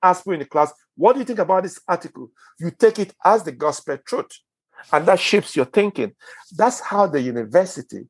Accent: Nigeria; I'm Nigerian

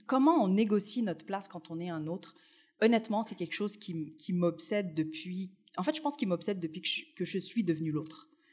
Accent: Tunisia; now in Montreal, Canada; Moi, je suis née en Tunisie, j'ai connu le Maghreb dans mon enfance

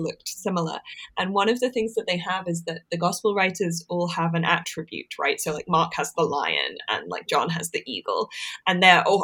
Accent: Corbridge, North East England, United Kingdom; grew up in Northumberland, so in the northeast of England, and we have a lot of early medieval things here

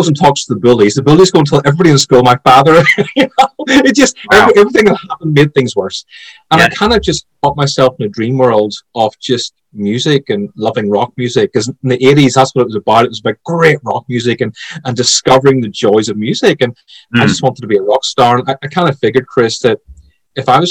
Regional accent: Belfast, Northern Ireland, United Kingdom; But as far as I'm concerned, I'm Irish. I was born in Belfast. I was raised there.

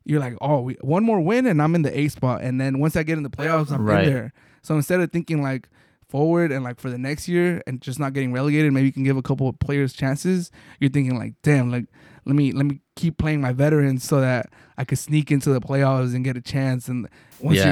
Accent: Mexico; as a Mexican hearing people talk about Mexico and seeing it and growing up in Mexico

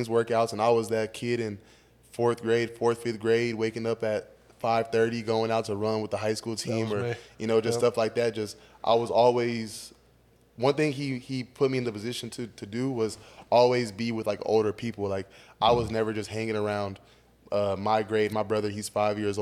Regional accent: Fresno, California, United States; moved away as an adult; now in Georgia, United States; I'm from Fresno

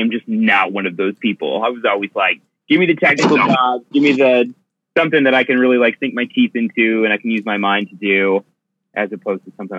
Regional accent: Cupertino, California, United States; born there; also born or lived in Oregon / Connecticut / Middle East; I was born in Cupertino, lived in Oregon for quite some time, Connecticut for a while. I lived in the Middle East for 2 years.

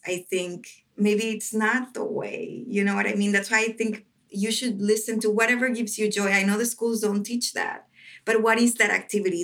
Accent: Ciudad Juárez, Chihuahua, Mexico; English is a second language; moved away as an adult; also born or lived in Metro Detroit, United States; now in Detroit, United States; my hometown in Juarez, Mexico

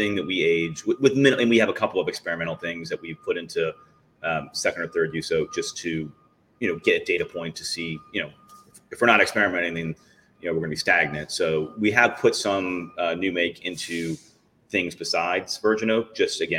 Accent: United States; also born or lived in West Coast; now in Baltimore, United States; we're American guys

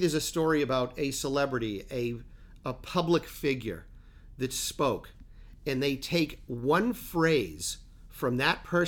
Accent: Peabody, Massachusetts, United States; I am from Peabody

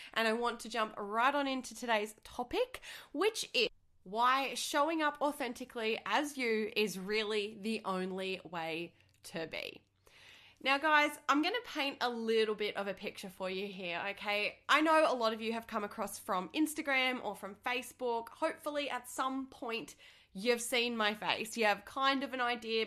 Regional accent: Australia; I'm from Australia

